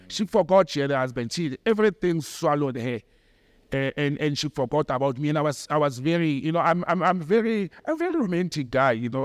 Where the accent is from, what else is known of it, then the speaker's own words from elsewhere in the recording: Johannesburg, Gauteng, South Africa; the accent, she could hear that I'm from Joburg